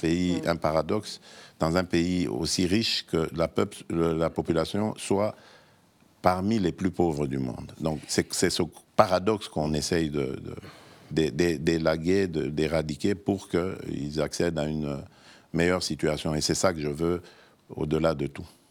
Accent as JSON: {"language": "French", "country": "DR Congo", "moved": "as an adult", "lives_now": "Belgium", "said": "je suis arrivé, j'avais 21 ans et demi, vous comprenez C'est mon autre Congo, c'est mon autre pays"}